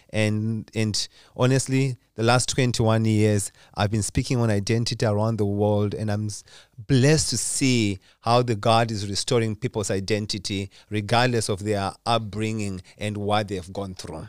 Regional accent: Zimbabwe; now in Lindesberg, Sweden; Originally, I'm from Zimbabwe. That's where I was born.

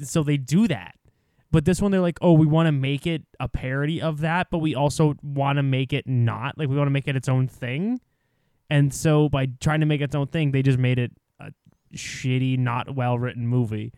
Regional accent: Canada; as a Canadian

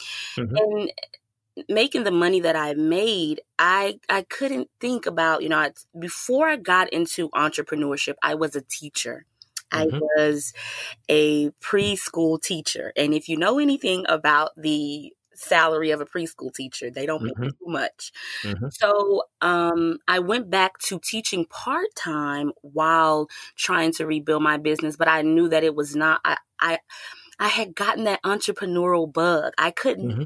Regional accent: Houston, Texas, United States; also born or lived in Atlanta; I had a home in Houston as well, because that's my hometown.

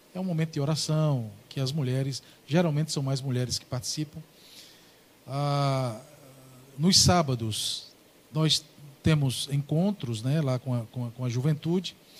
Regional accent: Ingá, Paraíba, Brazil; moved away as an adult; Eu sou paraibano, né? Eu sou paraibano, moro aqui há 16 anos e meio

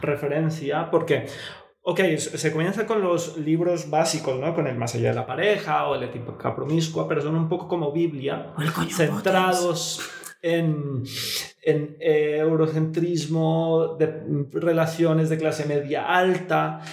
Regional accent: Bogotá, Colombia; moved away; yo nací en Bogotá, es una familia muy tradicional

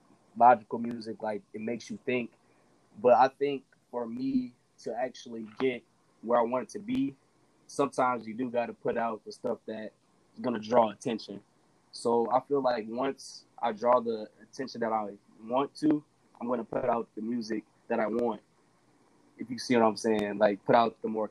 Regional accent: Merrillville, Indiana, United States; I'm from Maryville. It's right next to Gary

